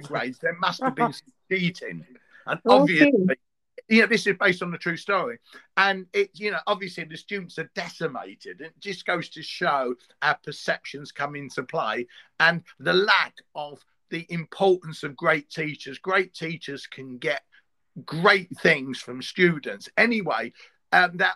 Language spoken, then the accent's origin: English; London, United Kingdom; I'm from East London. I went to an East London school and I taught in one